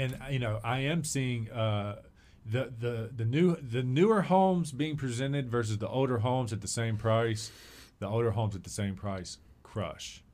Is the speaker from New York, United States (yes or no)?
no; Christiansburg, Virginia, United States; I've adopted Blacksburg even as a Christiansburg guy.